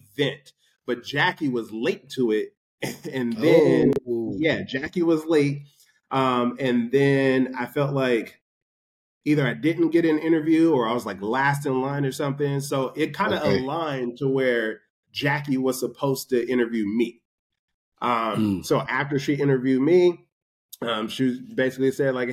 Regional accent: California, United States; moved away as an adult; also born or lived in Bakersfield / Denver, Colorado; now in Los Angeles, United States; I'm from California

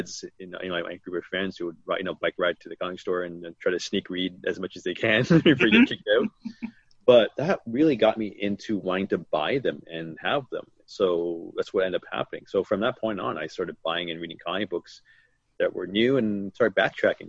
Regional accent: Toronto, Ontario, Canada; I basically was born and raised in Toronto

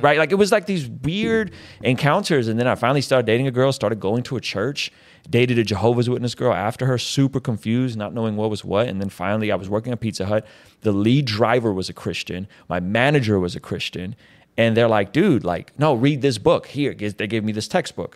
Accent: San Diego, California, United States; also born or lived in Baku, Azerbaijan; I grew up in San Diego

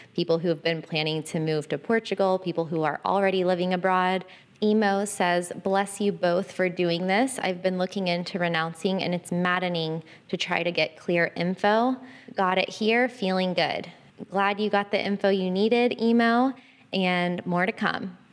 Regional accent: Florida, United States; moved away as an adult; I'm from Florida. So my home address, my permanent address has always been in Florida.

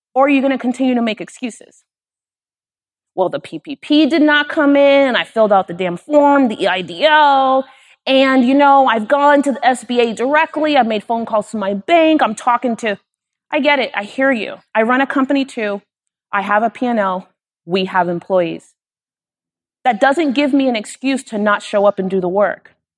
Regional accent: Miami, Florida, United States; I'm from Miami

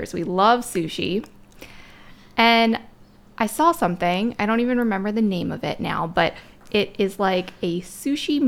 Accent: Maryland, United States; moved away as an adult; now in Pennsylvania, United States; I'm originally from Maryland. I've been in Pennsylvania now for most of my adult life.

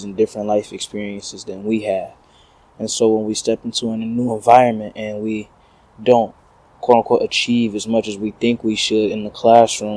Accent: Detroit, Michigan, United States; moved away as an adult; I'm coming from Detroit

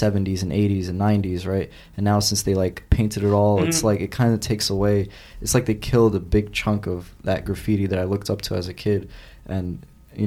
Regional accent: New York City, New York, United States; I'm from Brooklyn, too

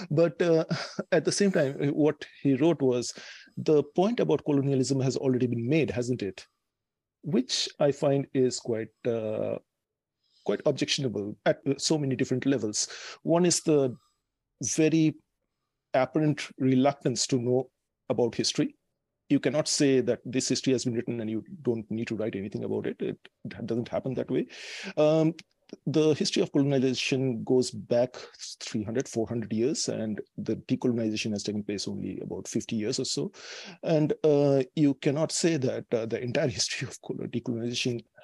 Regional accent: Kolkata, West Bengal, India; now in Amsterdam, Netherlands; I was born in Calcutta

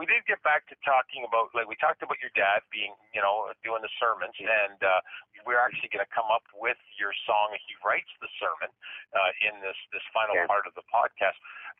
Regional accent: Woodstock, Ontario, Canada; that's my hometown.

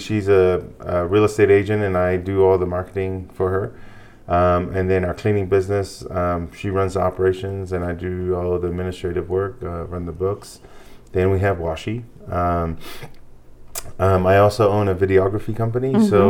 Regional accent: Hawaii, United States; moved away as an adult; also born or lived in New Zealand; now in Idaho, United States; I'm originally from Hawaii.

